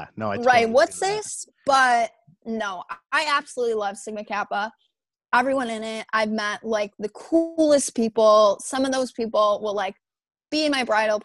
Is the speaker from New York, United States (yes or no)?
no; White Lake, Michigan, United States; I've lived in this house in White Lake, Michigan my entire life